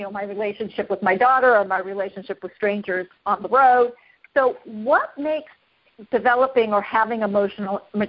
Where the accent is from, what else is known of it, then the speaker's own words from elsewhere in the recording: Los Angeles, California, United States; moved away; I'm born and raised in Los Angeles, and so that's where I learned to drive